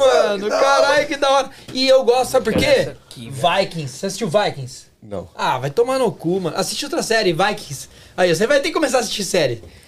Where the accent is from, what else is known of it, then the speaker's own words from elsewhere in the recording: Brazil; now in Canada; nós somos brasileiros, saímos de algum lugar e estamos em outro